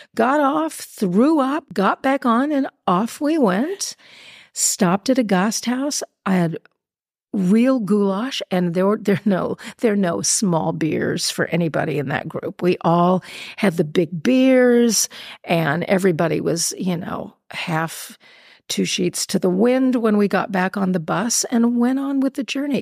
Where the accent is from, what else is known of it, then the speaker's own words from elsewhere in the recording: Beverly Hills, California, United States; moved away as an adult; now in Vienna, Austria; I'm from Beverly Hills